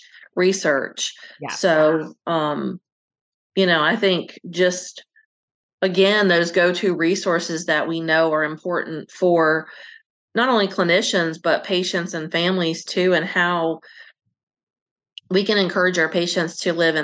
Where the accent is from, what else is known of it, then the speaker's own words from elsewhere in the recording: the South, United States; I'm from the South